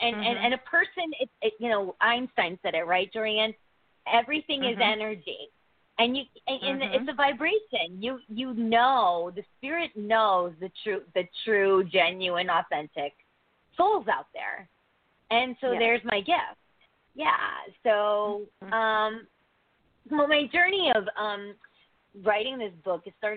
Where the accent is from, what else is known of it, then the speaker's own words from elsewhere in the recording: Connecticut, United States; I'm from Connecticut